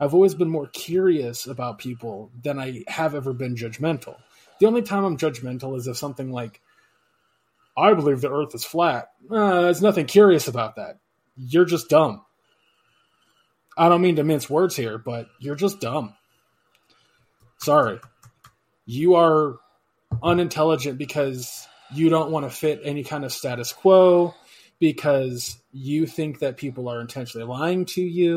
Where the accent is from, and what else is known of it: United States